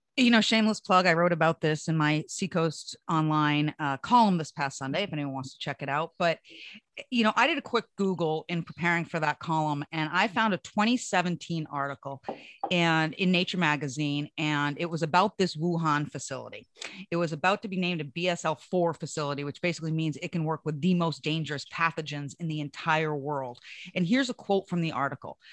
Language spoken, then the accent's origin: English; New Hampshire, United States; my hometown